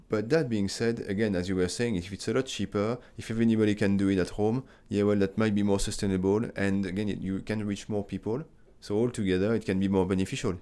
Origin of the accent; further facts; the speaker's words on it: France; moved away as an adult; also born or lived in United Kingdom; now in Australia; I'm coming from France.